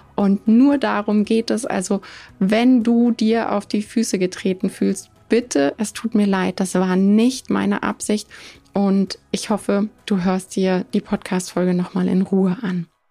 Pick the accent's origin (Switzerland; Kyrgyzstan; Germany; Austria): Germany; Bei uns vor Ort in Deutschland